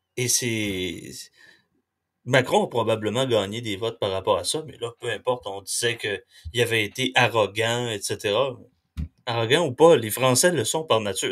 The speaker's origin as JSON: {"language": "French", "region": "Quebec", "country": "Canada", "said": "quand on est québécois"}